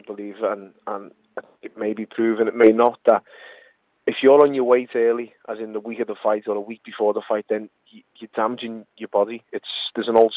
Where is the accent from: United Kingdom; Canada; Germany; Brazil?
United Kingdom; Liverpool, North West England; I am a scouser